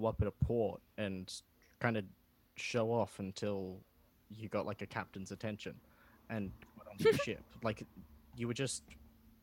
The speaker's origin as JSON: {"language": "English", "town": "Sydney", "region": "New South Wales", "country": "Australia", "tie": "born or raised there"}